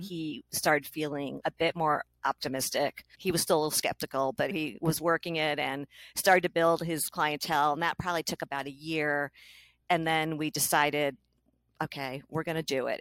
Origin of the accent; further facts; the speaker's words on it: New Hampshire, United States; I'm from New Hampshire